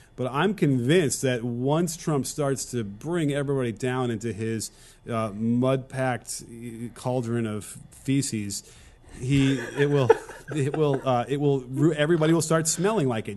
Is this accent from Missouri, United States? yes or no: no; Illinois, United States; also born or lived in Wisconsin; I'm from, well, I'm Illinois